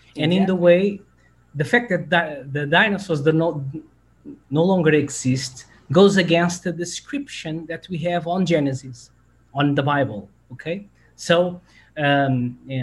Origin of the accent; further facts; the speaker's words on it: Portugal; I'm from Portugal.